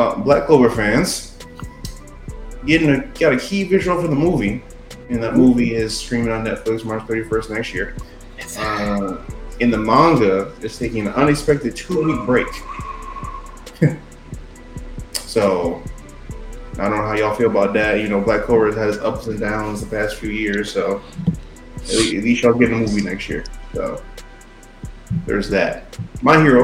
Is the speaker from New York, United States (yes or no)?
yes; New York, United States; I'm also from New York